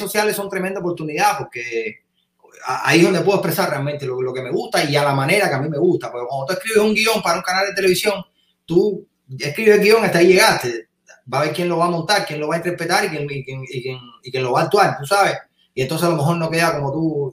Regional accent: Cuba; moved away as an adult; also born or lived in California; somos nosotros los cubanos

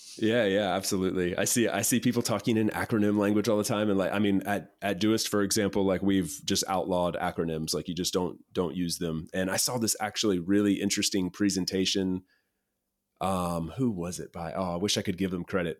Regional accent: East Coast, United States; moved away as an adult; I grew up on the East Coast

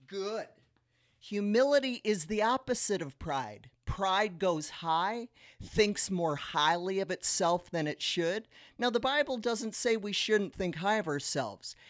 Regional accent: South Dakota, United States; now in Las Vegas, United States; We're from South Dakota, so we are quite used to snow

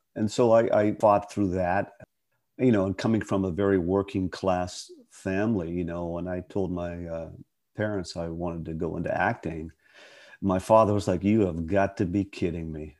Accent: Pittsburgh, Pennsylvania, United States; moved away; It's my hometown

